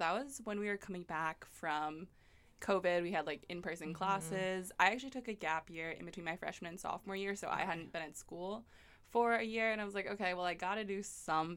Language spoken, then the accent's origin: English; Philadelphia, Pennsylvania, United States; I'm from Philadelphia